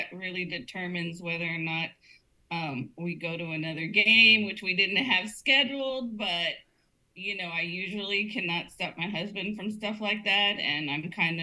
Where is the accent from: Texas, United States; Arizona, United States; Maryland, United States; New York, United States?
Texas, United States; Corpus Christi; also born or lived in Austin, Texas; I was born here in Corpus, and then I lived in Austin for 8 years